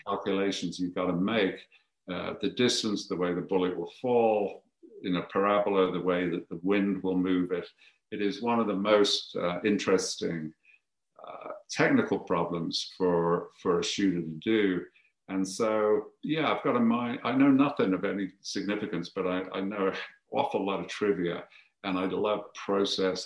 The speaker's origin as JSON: {"language": "English", "town": "Birmingham", "region": "West Midlands", "country": "United Kingdom", "tie": "born or raised there", "also_born_or_lived": "Coventry", "moved": "as an adult", "lives_now": "United States", "said": "I'm from Birmingham and you grow up with with uh, an appreciation for precision metalworking."}